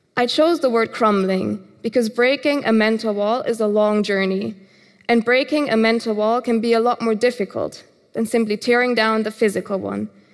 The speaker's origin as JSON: {"language": "English", "country": "Germany", "tie": "born or raised there", "said": "Growing up in Germany"}